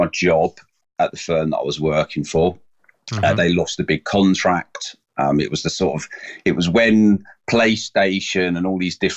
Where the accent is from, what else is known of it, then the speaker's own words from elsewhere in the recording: Seaford, South East England, United Kingdom; accent: South Coast; also born or lived in Brighton / Lewes; I was born in Brighton, so I've got a sort of South Coast accent, which I've had all my life. Grew up in Seaford, lived in Lewes